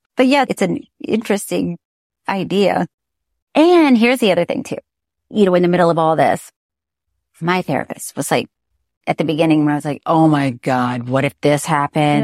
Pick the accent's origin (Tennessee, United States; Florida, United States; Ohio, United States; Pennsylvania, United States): Florida, United States; I'm from Florida